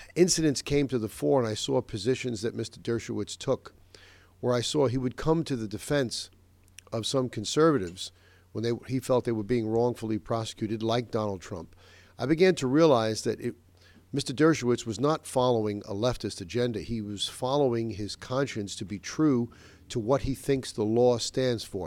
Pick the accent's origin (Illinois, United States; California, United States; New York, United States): New York, United States; Westchester; my hometown here in Nova Westchester